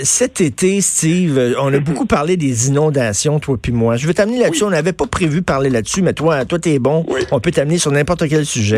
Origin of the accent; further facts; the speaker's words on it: Montreal, Quebec, Canada; j'ai grandi à Verdun dans le sud-ouest de Montréal